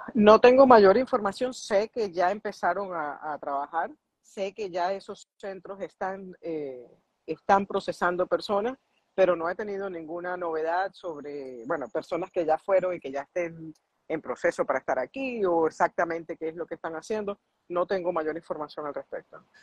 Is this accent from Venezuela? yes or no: yes; Venezuela; now in United States; yo soy venezolana